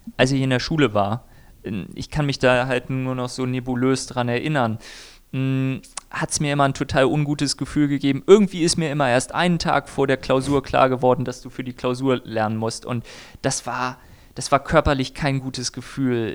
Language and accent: German; Germany; ich bin weiß, komme aus einer guten Mittelschicht und bin Deutscher